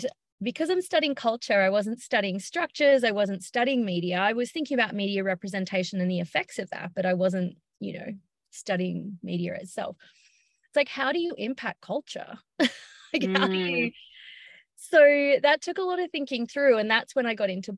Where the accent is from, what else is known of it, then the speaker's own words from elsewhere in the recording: Byron Bay, New South Wales, Australia; I just moved home. I'm from Byron Bay